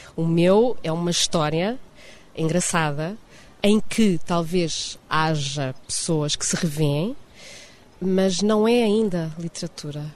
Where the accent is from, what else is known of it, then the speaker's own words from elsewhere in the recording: Portugal; moved away as an adult; also born or lived in Lisbon; now in Rio de Janeiro, Brazil; Eu sou portuguesa